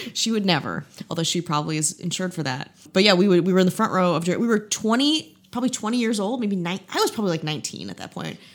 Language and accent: English; Midwest, United States; I'm just a, a boring Midwestern woman from the Midwest.